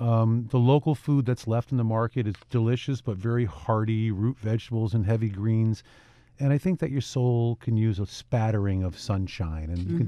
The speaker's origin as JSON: {"language": "English", "town": "New Haven", "region": "Connecticut", "country": "United States", "tie": "born or raised there", "said": "I grew up in New Haven, which is a pretty good melting pot city."}